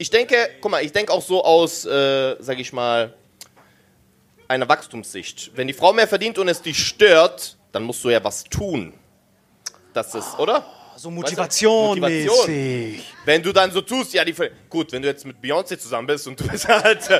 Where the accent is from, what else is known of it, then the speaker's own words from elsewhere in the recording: Swabia, Germany; ich bin ein richtiger Schwabe.